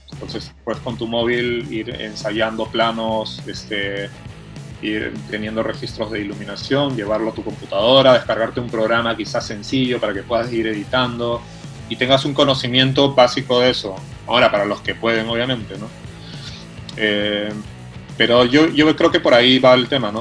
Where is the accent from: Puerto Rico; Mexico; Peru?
Peru; now in Cuenca, Ecuador; yo soy un director peruano